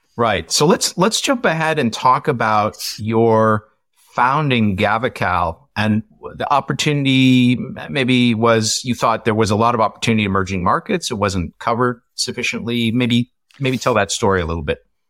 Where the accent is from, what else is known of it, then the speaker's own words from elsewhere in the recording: Iowa, United States; I grew up in Iowa